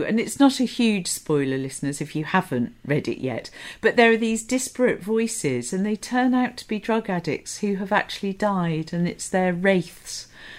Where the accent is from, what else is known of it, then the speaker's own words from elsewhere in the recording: Portsmouth, South East England, United Kingdom; in Portsmouth.